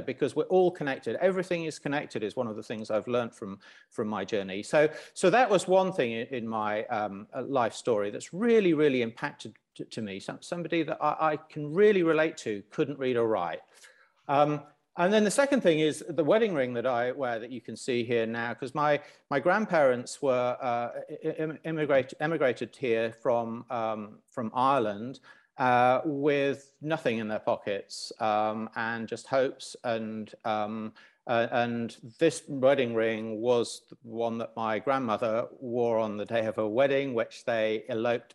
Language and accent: English; Lusaka, Lusaka Province, Zambia; moved away; I grew up in Zambia